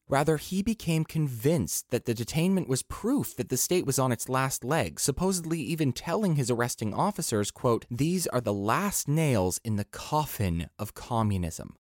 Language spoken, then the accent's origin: English; United States; I'm an American